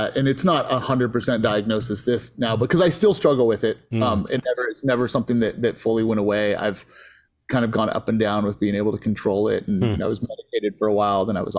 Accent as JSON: {"language": "English", "town": "Antioch", "region": "California", "country": "United States", "tie": "born or raised there", "said": "I grew up in Antioch, California"}